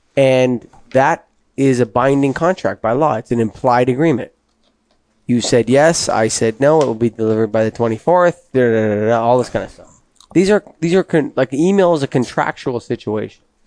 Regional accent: Canada; me being Canadian

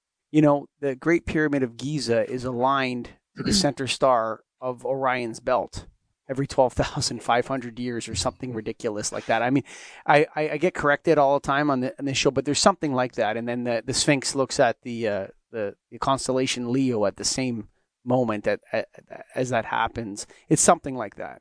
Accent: Canada; I'm a Canadian.

